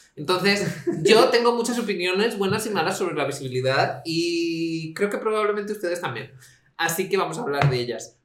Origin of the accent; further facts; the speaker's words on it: Spain; crecí en España